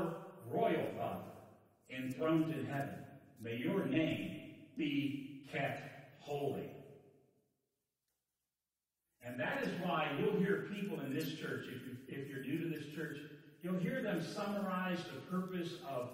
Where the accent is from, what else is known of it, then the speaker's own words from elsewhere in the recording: Virginia, United States; now in Florida, United States; I come from Virginia. This is where I was born and raised, within growing up in Virginia